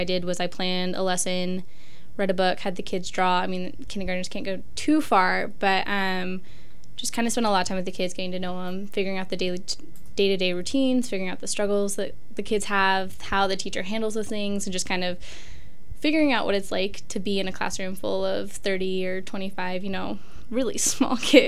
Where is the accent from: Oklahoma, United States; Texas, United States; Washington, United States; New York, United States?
Washington, United States; Pullman; I'm actually from Pullman. I went to middle school and high school here. My dad was a Marine, so we traveled before